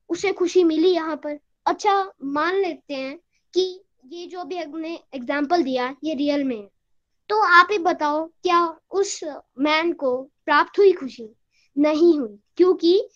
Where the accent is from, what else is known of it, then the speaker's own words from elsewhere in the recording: Shimla, Himachal Pradesh, India; मैं शिमला से हूँ